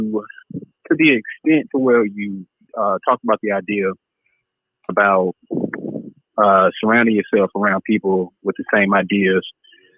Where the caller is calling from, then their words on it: Birmingham, Alabama, United States; I'm calling from Birmingham, Alabama.